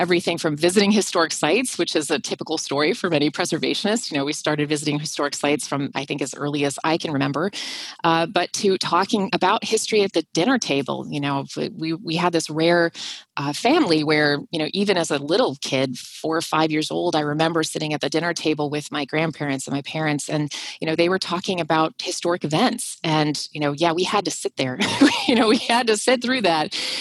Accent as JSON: {"language": "English", "town": "Minneapolis", "region": "Minnesota", "country": "United States", "tie": "born or raised there", "said": "if my accent doesn't give me away, I am from Minnesota, and I grew up in the suburbs of Minneapolis"}